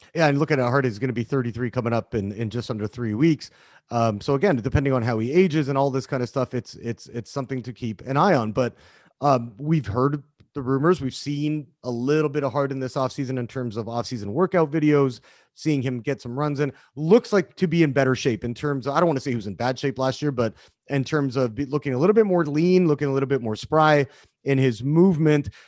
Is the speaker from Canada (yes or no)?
yes; Canada; now in United States; I'm, I'm Canadian. I've, I've been living in the, in the country for, for quite a while now